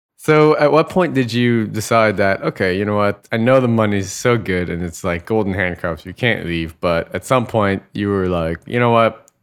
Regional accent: United States; moved away as an adult; I'm American, but I'm living offshore

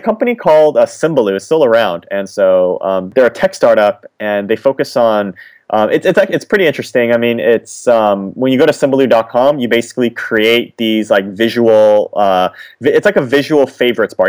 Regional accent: California, United States; I was born in California

